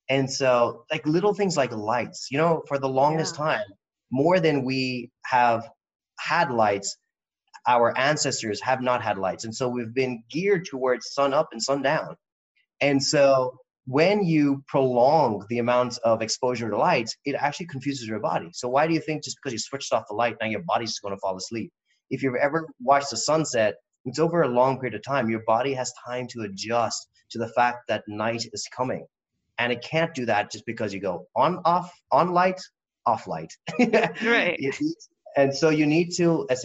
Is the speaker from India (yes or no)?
yes; India; I'm not going to hide behind the fact that I am Indian or that I don't have a home anywhere